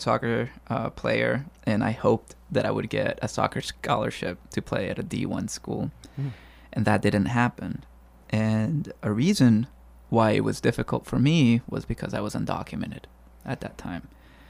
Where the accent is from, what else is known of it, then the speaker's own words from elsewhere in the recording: California, United States; I wasn't the most literary student growing up in the Bay Area.